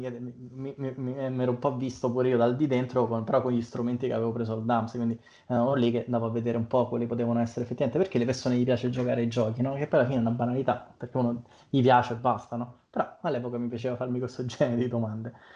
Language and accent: Italian; Monterotondo, Lazio, Italy; io vengo dalla provincia di Roma, eh, in particolare da Montrotondo